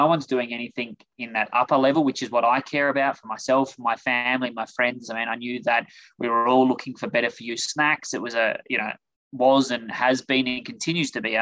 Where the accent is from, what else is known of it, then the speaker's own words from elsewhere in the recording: Adelaide, South Australia, Australia; moved away as an adult; now in United States; As you can hear, I'm originally from Australia. So grew up in Adelaide, South Australia